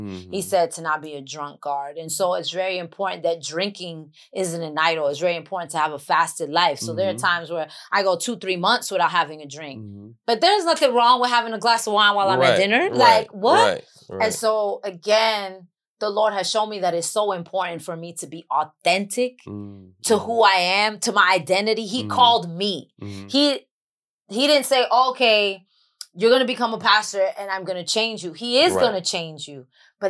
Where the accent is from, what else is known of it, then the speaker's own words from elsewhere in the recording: New York City, New York, United States; accent: New York; first language English; moved away as an adult; now in Los Angeles, United States; I'm from the Bronx and I'm Latin.